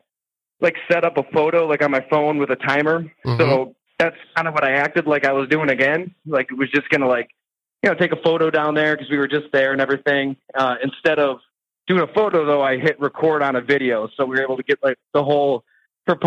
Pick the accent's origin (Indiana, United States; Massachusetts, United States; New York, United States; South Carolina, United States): New York, United States; Salamanca; also born or lived in Olean, New York; it was like Salamanca, Ellicottville area.